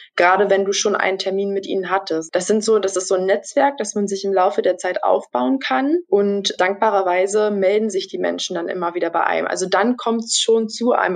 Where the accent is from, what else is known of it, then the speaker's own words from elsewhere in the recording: Brandenburg, Germany; moved away as an adult; now in Stralsund, Germany; Ich komme ursprünglich aus Brandenburg, lebe aber äh, seit dem letzten Jahr September, seitdem ich also das Volontariat begonnen habe, in Mecklenburg-Vorpommern, genauer gesagt in Stralsund.